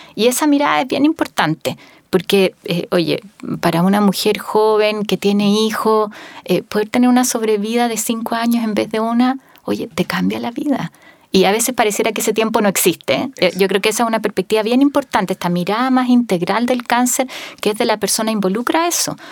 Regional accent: Magallanes and Chilean Antarctica, Chile; Yo que soy de Magallanes

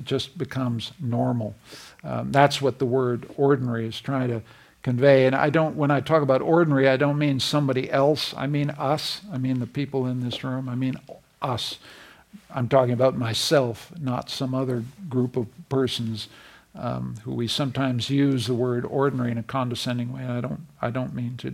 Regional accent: Canada; I'm a Canadian

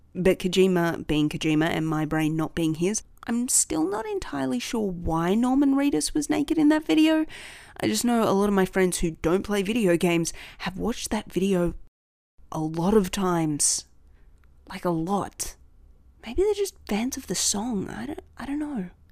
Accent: Australia

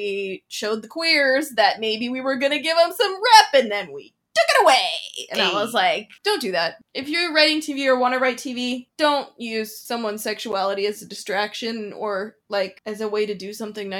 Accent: Canada; I know I'm Canadian.

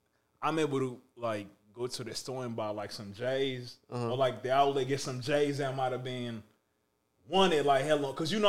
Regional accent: Kenya; moved away; I was born in Kenya

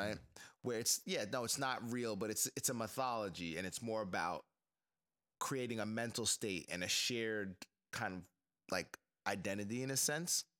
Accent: United States; as a black person in the States

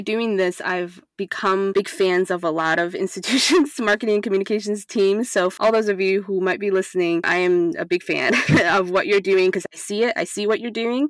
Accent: Taiwan; now in United States; I grew up in Taiwan where higher education is essentially fully accessible to people

